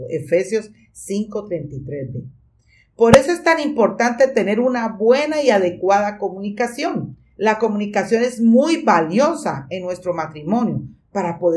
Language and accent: Spanish; Colombia; Él es cubano y yo colombiana. Y aunque somos hispanos, somos totalmente diferentes por nuestro español, en el contexto cultural, nuestra crianza y las experiencias de la vida